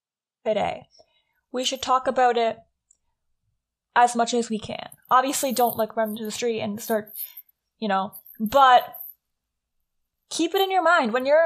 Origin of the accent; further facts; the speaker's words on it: Canada; We are Canadian